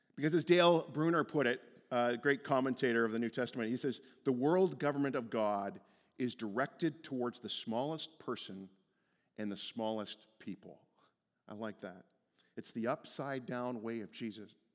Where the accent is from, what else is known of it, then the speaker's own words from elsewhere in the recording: Stouffville, Ontario, Canada; moved away as an adult; Stouffville was where I went to high school. Li-, like, that was my hometown.